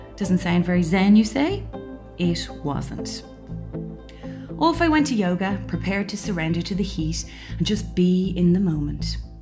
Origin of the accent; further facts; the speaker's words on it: Ireland; I'm Irish, and although not raised by overly religious parents